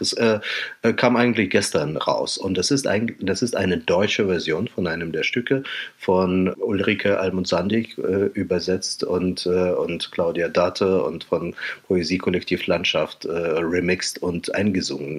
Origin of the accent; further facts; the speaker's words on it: Kharkiv, Kharkiv Oblast, Ukraine; German is a second language; now in Germany; im Dezember war ich auch in Kharkiv, in meiner Heimatstadt